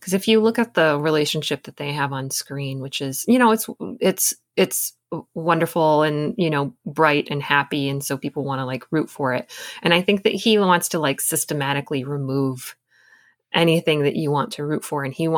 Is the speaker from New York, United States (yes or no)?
no; Michigan, United States; I come from Michigan, and I just know that like the backwoods of Michigan is still terrifying to me.